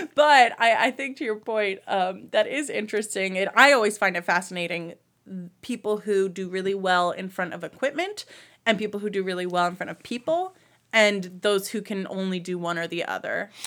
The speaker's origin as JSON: {"language": "English", "region": "New Jersey", "country": "United States", "tie": "born or raised there", "also_born_or_lived": "Baltimore, Maryland / Washington, D.C. / Cleveland, Ohio / Huntsville, Alabama", "moved": "as an adult", "lives_now": "Lakewood, United States", "said": "I was raised in New Jersey, small town, near New York"}